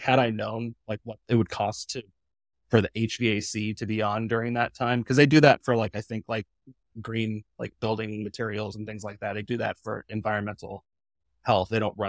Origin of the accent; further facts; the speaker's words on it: Midwest, United States; remember, I came from the Midwest.